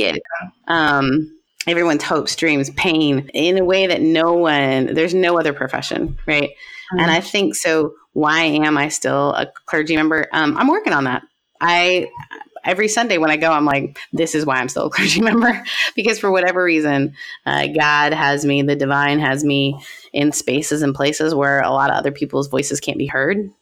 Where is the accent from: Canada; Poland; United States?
Canada; I am like Canadian to my core